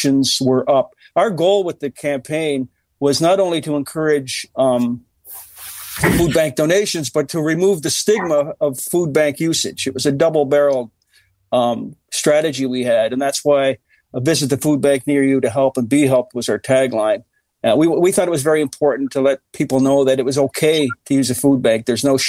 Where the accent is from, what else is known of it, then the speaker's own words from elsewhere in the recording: Cape Breton, Nova Scotia, Canada; I'm from Cape Breton